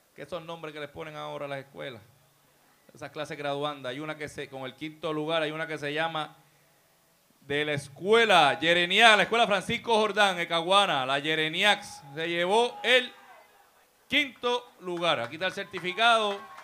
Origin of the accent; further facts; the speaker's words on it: Puerto Rico; also born or lived in Jayuya; Mi familia es de Bubao, yo me crié en San Martín